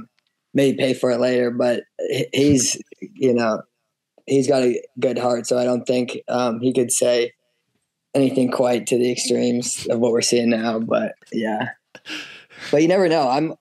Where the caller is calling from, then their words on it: New Hampshire, United States; I'm back on the East Coast in New Hampshire right now.